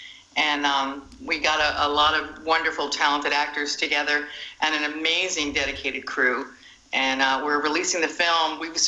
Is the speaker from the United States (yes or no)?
yes; Myrtle Beach, South Carolina, United States; We are from Myrtle Beach, South Carolina.